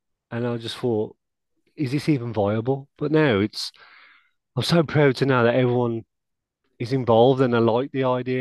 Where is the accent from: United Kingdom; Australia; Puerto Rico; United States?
United Kingdom; Wolverhampton, West Midlands; I'm born and bred at Wolverhampton